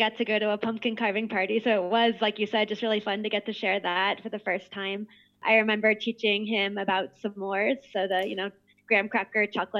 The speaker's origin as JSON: {"language": "English", "region": "Midwest", "country": "United States", "said": "I'm from the Midwest, and you know, we're very known for being very friendly and nice and kind"}